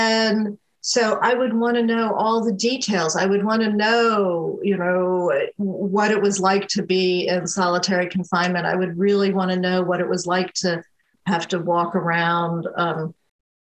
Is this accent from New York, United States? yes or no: yes; upstate New York, United States; moved away as an adult; now in North Carolina, United States; I spent a lot of time growing up in upstate New York, in a very rural part of upstate New York